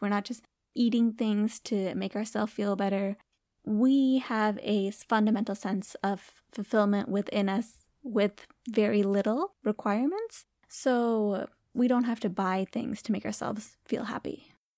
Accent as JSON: {"language": "English", "region": "Michigan", "country": "United States", "said": "we're from Michigan."}